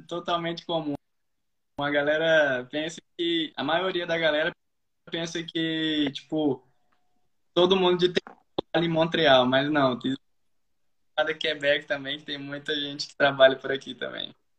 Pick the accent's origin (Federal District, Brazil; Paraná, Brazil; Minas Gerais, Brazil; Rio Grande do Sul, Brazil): Federal District, Brazil; Brasília; moved away as an adult; a gente somos de Brasília, eu e minha família.